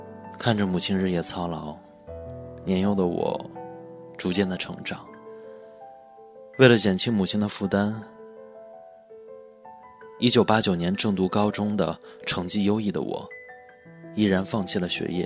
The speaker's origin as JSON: {"language": "Chinese", "area": "Ulanqab League", "region": "Inner Mongolia", "country": "China", "tie": "born or raised there", "said": "我的老家在内蒙古乌兰察布盟一个小县城，"}